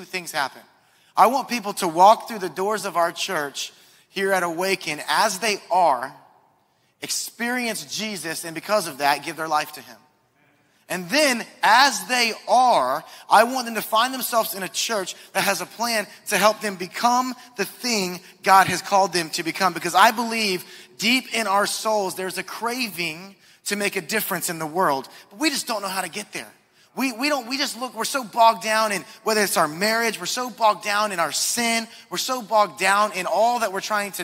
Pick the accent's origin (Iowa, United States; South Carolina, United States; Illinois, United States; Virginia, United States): South Carolina, United States; Charleston; moved away as an adult; also born or lived in Asheville, North Carolina; I grew up in Charleston. This is my stomping grounds